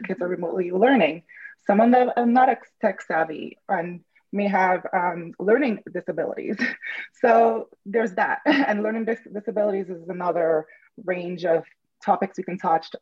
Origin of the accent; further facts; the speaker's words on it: Dominica; now in New York, United States; I'm actually originally from the Caribbean, from an island called Dominica, not Dominican Republic, although that's beautiful too. But it's a very small island, and it used to be colonized by Britain, and we got independence in the 1970s. It's a very small island, and I was born in a very small village